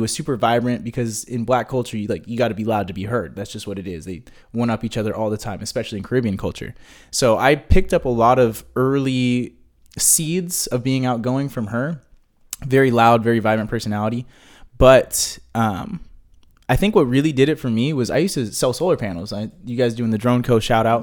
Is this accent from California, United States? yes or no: yes; Hemet, California, United States; when I was growing up in Hemet, my mom was the only black face in the entire town.